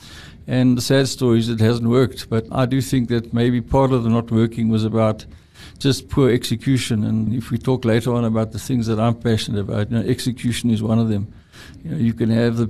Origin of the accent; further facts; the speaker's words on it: East London, Eastern Cape, South Africa; moved away; I grew up in East London.